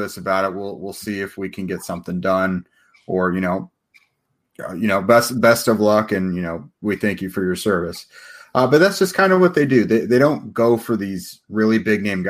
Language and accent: English; Central Indiana, United States; I'm from Central Indiana